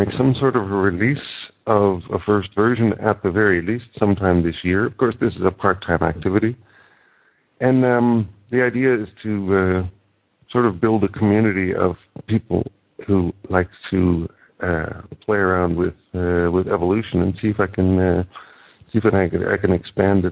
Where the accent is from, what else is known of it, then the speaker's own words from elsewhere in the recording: Canada; now in Netherlands; I'm living in the Netherlands, although I'm originally Canadian